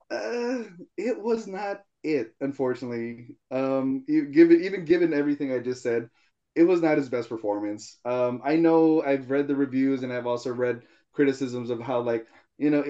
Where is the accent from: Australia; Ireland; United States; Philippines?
Philippines; I as a Filipino know how it is to have uh, Tupperware and stuff.